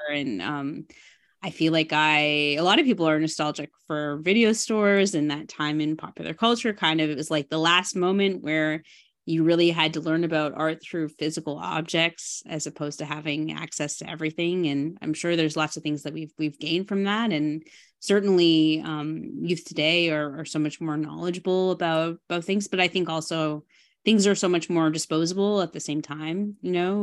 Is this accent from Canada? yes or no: yes; Burlington, Ontario, Canada; moved away; I grew up in Burlington, um, you know, from maybe grade five to when I graduated high school.